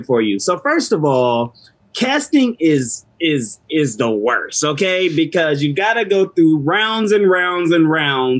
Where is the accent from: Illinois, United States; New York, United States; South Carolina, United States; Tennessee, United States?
South Carolina, United States; Orangeburg; I'm from South Carolina, which is like a country spot in Orangeburg.